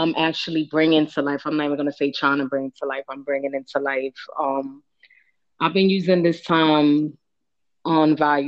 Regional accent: New York City, New York, United States; moved away as an adult; also born or lived in Brooklyn / Bronx; I was born in Brooklyn and I was raised in Harlem. I'm a Harlem chick.

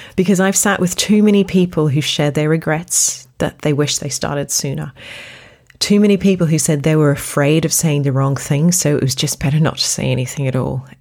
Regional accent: Australia; I grew up in Australia

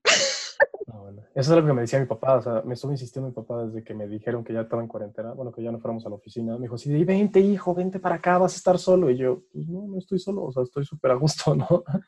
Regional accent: Mexico; Es algo que tenemos los mexicanos

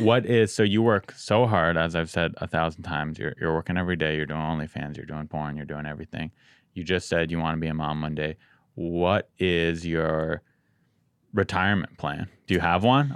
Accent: San Diego, California, United States; I'm from San Diego, so I'm spoiled

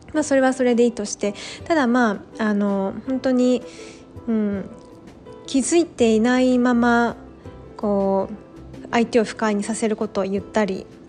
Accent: Japan; 私のバックグラウンドは日本人で日本で生まれ育ってきて教育も日本でで

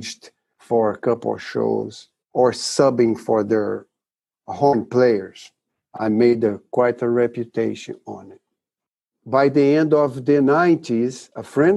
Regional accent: Rio de Janeiro, Brazil; moved away; When I was a kid in Brazil, Rio de Janeiro, where my hometown is

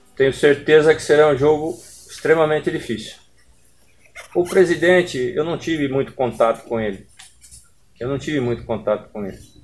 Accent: Campinas, São Paulo, Brazil; now in Belém, Brazil; sou de Campinas

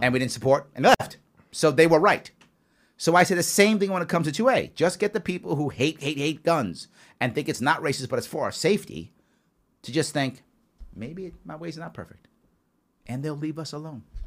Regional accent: New York City, New York, United States; I grew up in the South Bronx.

